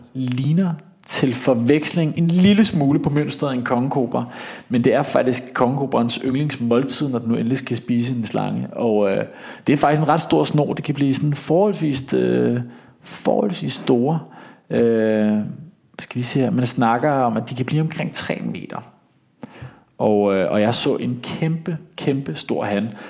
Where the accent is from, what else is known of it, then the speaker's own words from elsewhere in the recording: Denmark; accent: Danish; very Danish-agtig